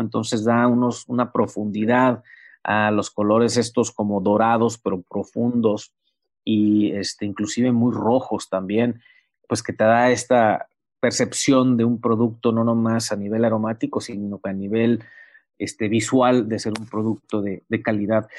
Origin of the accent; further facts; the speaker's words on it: Mexico; also born or lived in Baja California; somos mexicanos